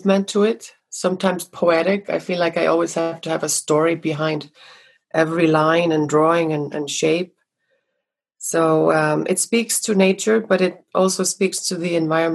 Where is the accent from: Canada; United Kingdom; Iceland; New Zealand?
Iceland; now in Los Angeles, United States; growing up in Iceland with quite a dramatic nature